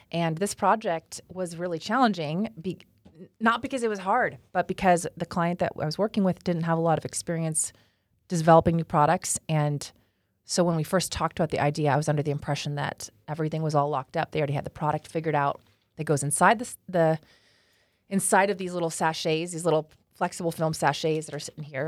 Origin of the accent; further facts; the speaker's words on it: Los Angeles, California, United States; moved away as an adult; now in Dallas, United States; I was born in Los Angeles, California